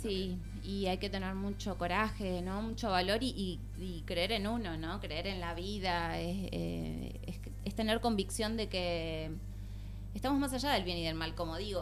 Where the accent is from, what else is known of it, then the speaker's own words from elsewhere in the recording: Río Gallegos, Santa Cruz, Argentina; moved away as an adult; also born or lived in Buenos Aires; now in Barcelona, Spain; yo soy de Río Gallegos, Santa Cruz, pero viví en Buenos Aires